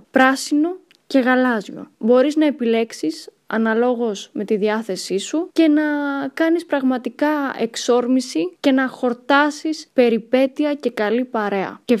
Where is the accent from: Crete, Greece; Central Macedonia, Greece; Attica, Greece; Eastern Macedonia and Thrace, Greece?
Eastern Macedonia and Thrace, Greece; Kavala; also born or lived in Thessaloniki / Athens; Πηγαίνω, έρχομαι, έμενα, μεγάλωσα Καβάλα, έμενα στην Καβάλα, μετά Θεσσαλονίκη, μετά Αθήνα